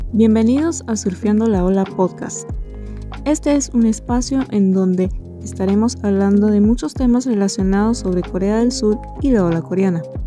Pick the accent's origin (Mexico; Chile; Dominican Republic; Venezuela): Venezuela; venezolana, diseñadora y educadora